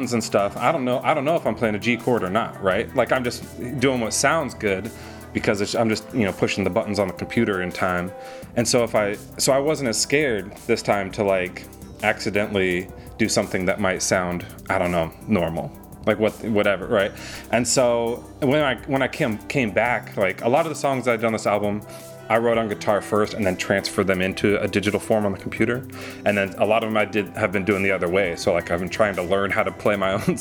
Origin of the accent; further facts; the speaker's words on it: Washington, United States; now in Los Angeles, United States; I was raised in Washington State